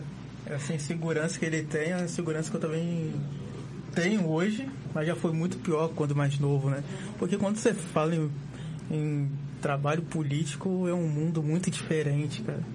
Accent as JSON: {"language": "Portuguese", "town": "Campos dos Goytacazes", "region": "Rio de Janeiro", "country": "Brazil", "tie": "born or raised there", "said": "durante os meus 16 anos morando no Parque Aurora"}